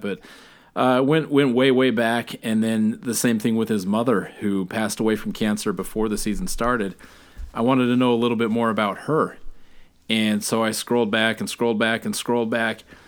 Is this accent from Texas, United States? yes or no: no; Alaska, United States; I'm from Alaska